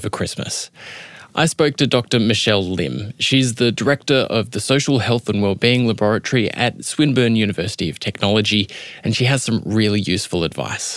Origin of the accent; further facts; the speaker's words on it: Adelaide, South Australia, Australia; moved away; I was back in my hometown of Adelaide